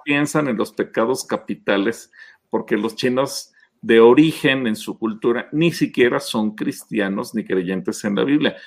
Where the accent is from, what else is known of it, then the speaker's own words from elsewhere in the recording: Mexico; los mexicanos eh, nos ponemos la medalla de que somos uno de los pueblos más alegres del mundo